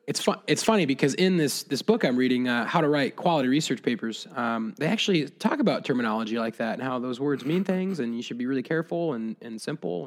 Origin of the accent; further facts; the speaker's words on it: Southeast Iowa, United States; I grew up in Southeast Iowa